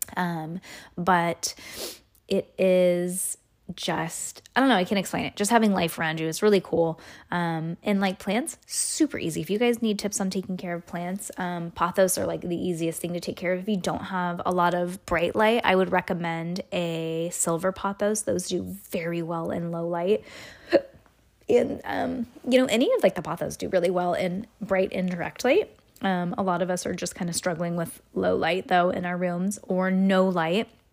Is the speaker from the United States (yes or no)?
yes; California, United States; We are from California